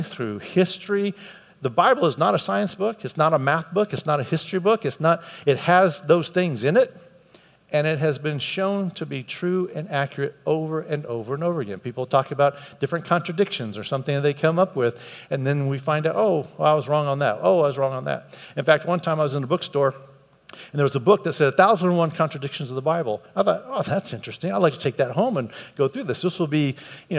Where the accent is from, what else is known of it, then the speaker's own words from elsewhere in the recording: United States; I grew up in America, so that's why I'm a Christian.